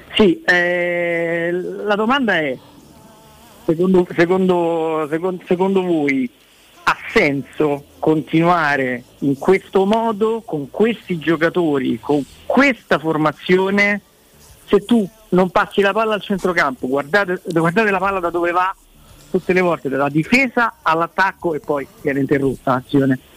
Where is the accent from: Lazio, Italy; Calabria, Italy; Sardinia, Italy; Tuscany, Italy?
Lazio, Italy; Rome; so proprio di Roma